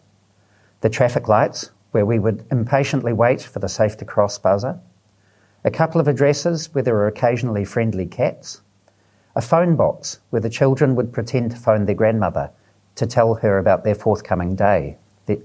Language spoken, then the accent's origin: English; Auckland, New Zealand; we grew up in Auckland